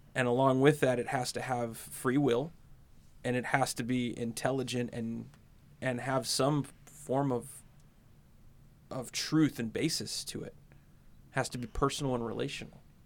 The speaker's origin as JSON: {"language": "English", "country": "United States", "tie": "born or raised there", "said": "I grew up in America"}